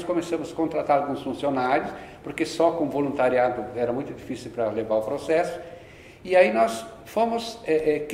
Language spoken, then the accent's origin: Portuguese; Rio Grande do Sul, Brazil; moved away as an adult; also born or lived in Porto Alegre; now in São Paulo, Brazil; Eu sou do Rio Grande do Sul.